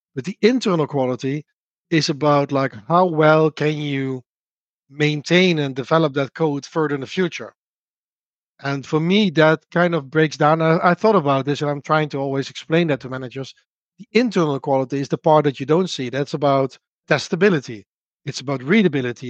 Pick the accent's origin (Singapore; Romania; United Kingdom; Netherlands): Netherlands; accent: Dutch; English is a second language; I'm from the Netherlands, which you can obviously hear from my accent.